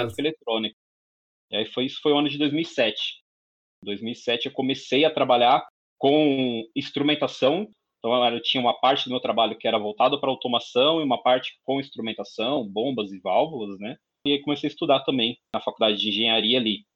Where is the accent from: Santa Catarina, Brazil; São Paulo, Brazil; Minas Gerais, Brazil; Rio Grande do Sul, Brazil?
São Paulo, Brazil; sou natural de São Paulo, capital, nasci na saúde, morei na saúde até os três anos de idade